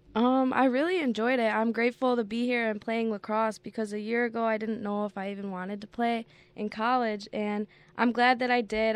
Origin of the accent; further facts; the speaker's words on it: Hamburg, New York, United States; It was close to my home because I'm from Hamburg, so I'm only, like, twenty minutes away.